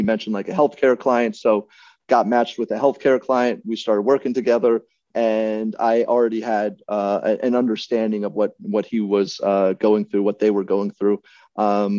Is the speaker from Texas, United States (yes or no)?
no; Virginia, United States; growing up in Virginia